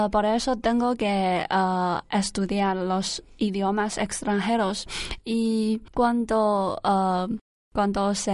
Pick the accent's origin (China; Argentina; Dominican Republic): China; Shandong; Spanish is a second language; moved away as an adult; now in Alcalá de Henares, Spain; soy de, del norte de China y de la provincia de, Shandong. También soy del norte de China